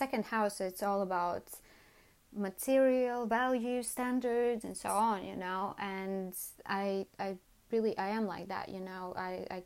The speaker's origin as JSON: {"language": "English", "country": "Latvia", "tie": "born or raised there", "moved": "as an adult", "lives_now": "London, United Kingdom", "said": "I was born in Latvia"}